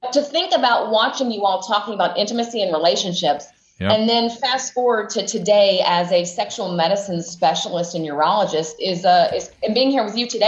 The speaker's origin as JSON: {"language": "English", "town": "Knoxville", "region": "Tennessee", "country": "United States", "tie": "born or raised there", "said": "I grew up in Knoxville, Tennessee"}